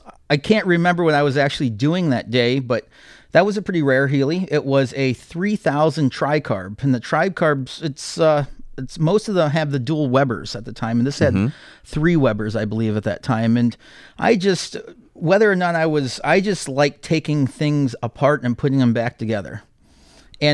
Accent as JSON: {"language": "English", "town": "Akron", "region": "Ohio", "country": "United States", "tie": "born or raised there", "also_born_or_lived": "Wadsworth", "said": "Yes, I did. I'm originally from Akron, Ohio."}